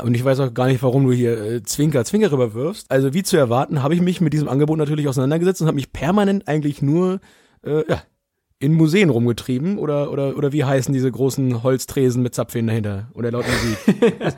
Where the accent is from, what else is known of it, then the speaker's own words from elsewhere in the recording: Germany; bei uns in Deutschland